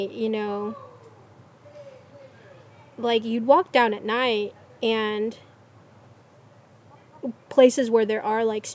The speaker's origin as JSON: {"language": "English", "region": "Gulf Coast of Florida", "country": "United States", "tie": "born or raised there", "moved": "yes", "said": "in Florida where I grew up in the Gulf Coast"}